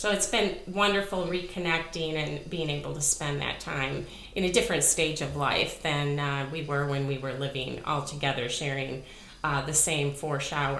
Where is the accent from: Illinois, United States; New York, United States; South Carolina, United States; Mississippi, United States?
Illinois, United States; Two of us grew up outside of Chicago, and Marion and Barb grew up in the suburbs. Lynn and I were more downstate, as they say.